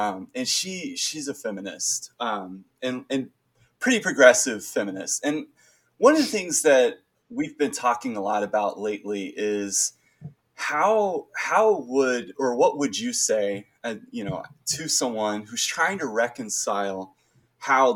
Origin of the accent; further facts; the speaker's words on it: Alabama, United States; I'm from Alabama